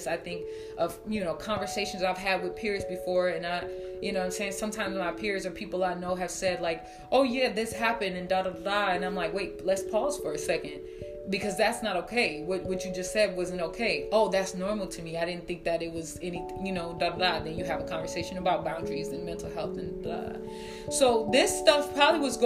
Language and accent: English; Minnesota, United States; My family's from Chicago, Illinois, and just having conversations with them, like, I was raised here in Minnesota